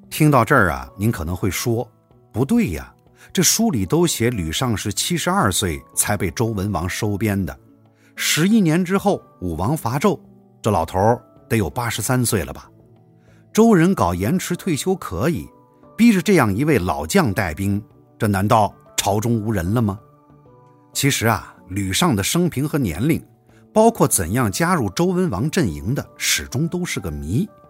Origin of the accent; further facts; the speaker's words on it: Northwest China, China; 我们西北地区